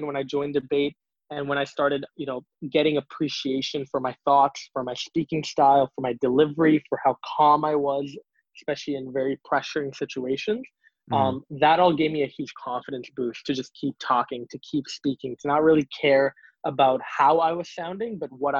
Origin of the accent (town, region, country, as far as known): Singapore; born or raised there; now in Canada